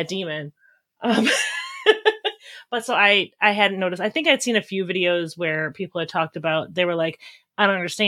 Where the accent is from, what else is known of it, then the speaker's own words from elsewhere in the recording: Wisconsin, United States; I'm from Wisconsin